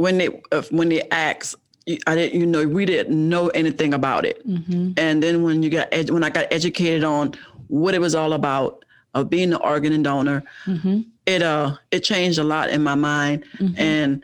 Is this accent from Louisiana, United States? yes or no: yes; New Orleans, Louisiana, United States; moved away as an adult; also born or lived in Kentucky; now in Cincinnati, United States; I'm from New Orleans, Louisiana.